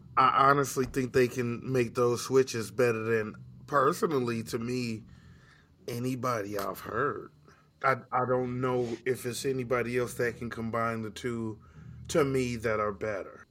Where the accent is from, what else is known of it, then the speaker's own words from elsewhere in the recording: Chicago, Illinois, United States; I'm just a kid from Chicago